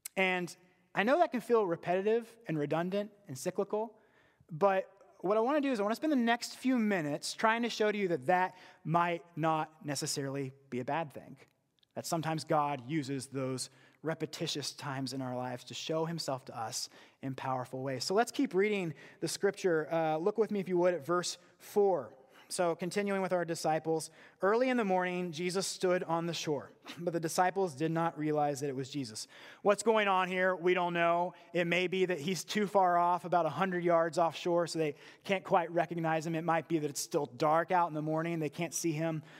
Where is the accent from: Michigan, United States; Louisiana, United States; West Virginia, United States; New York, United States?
West Virginia, United States; I was from West Virginia